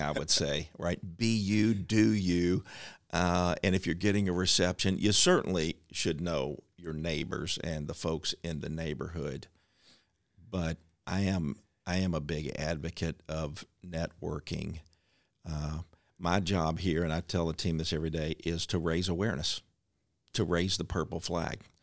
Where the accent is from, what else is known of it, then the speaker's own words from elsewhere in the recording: Louisville, Kentucky, United States; Louisville's my hometown. It's my family's hometown.